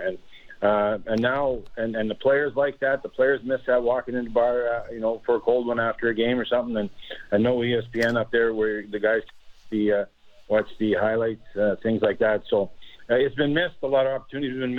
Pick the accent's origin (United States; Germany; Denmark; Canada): Canada; Saskatchewan; I'm from Saskatchewan. No one's more Canadian than me.